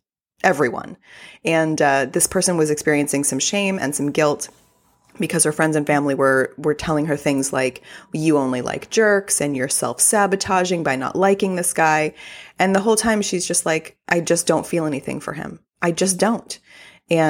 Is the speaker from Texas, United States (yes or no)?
yes; Texas, United States; accent: Texas accent; having been born and raised in Texas, I do have a Texas accent.